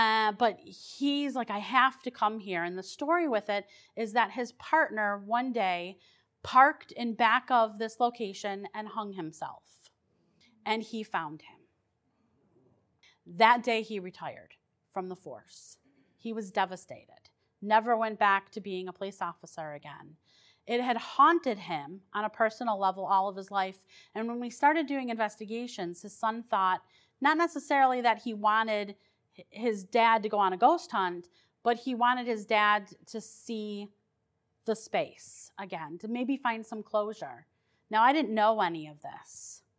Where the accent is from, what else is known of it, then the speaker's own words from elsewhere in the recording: Detroit, Michigan, United States; The house that I grew up in Detroit was haunted.